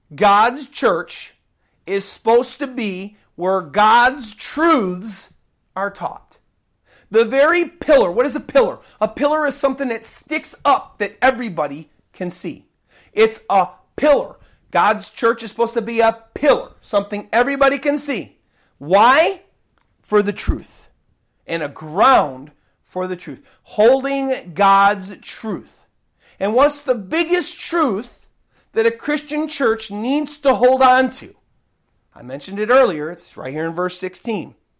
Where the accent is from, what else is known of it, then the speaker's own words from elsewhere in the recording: United States; I'm an American, and this is what I see here in my country